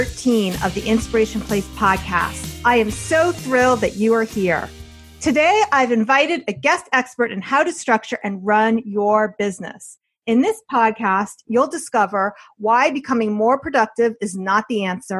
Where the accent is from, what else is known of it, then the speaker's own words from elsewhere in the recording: New Jersey, United States; now in Westchester, United States; I'm from New Jersey also